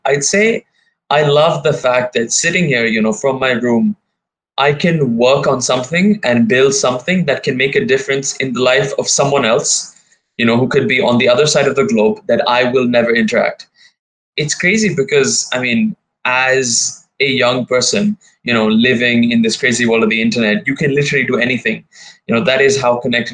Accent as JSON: {"language": "English", "region": "Dubai", "country": "United Arab Emirates", "tie": "born or raised there", "also_born_or_lived": "India", "said": "I've born and brought up here."}